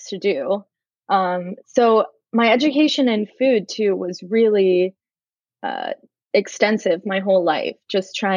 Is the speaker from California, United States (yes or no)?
no; Marietta, Georgia, United States; moved away as an adult; also born or lived in Boston, Massachusetts; I'm from Marietta, Georgia